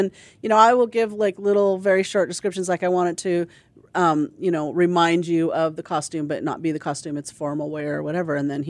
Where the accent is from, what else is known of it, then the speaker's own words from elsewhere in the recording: Pacific Northwest, United States; from the Pacific Northwest, where it rains and is muddy a lot, and I grew up on a farm.